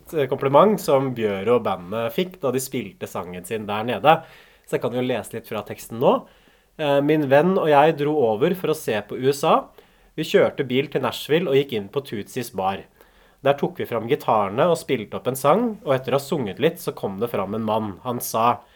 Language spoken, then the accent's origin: Norwegian; Norway; den der countryen som jeg vokste opp med i Norge